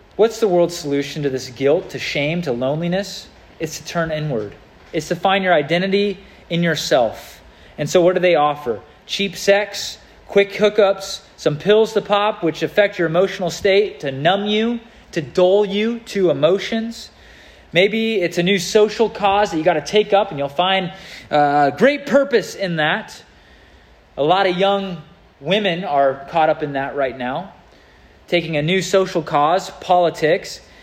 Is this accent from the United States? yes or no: yes; United States; I'm an American citizen